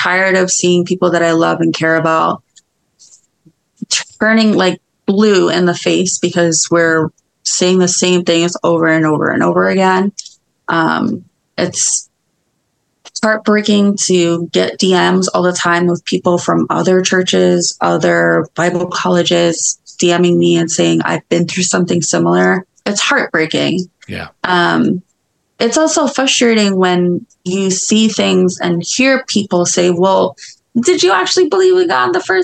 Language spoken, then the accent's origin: English; New York, United States; as a New Yorker